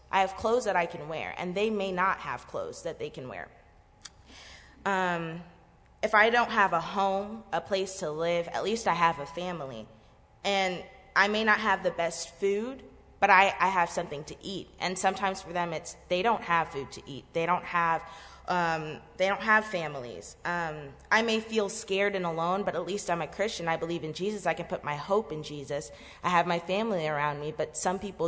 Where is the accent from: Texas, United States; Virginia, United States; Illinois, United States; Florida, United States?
Florida, United States; both my parents were born and raised in Haiti, and they came here in the 90s, and they had my siblings and I here in Florida.